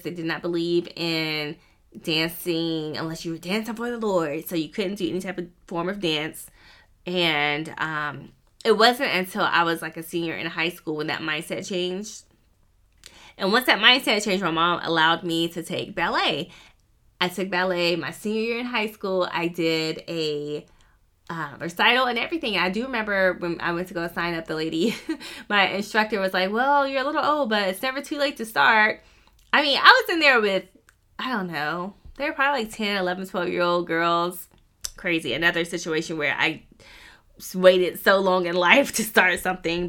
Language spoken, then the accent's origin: English; Wilmington, North Carolina, United States; moved away as an adult; now in Columbus, United States; I grew up near Wilmington, North Carolina, so beach, beach, beach